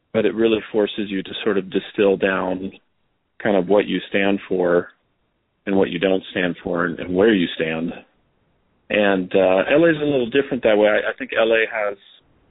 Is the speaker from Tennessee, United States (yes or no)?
no; Los Angeles, California, United States; also born or lived in Vancouver, Canada; I think I wasn't even 1 year old when they brought me down to L.A.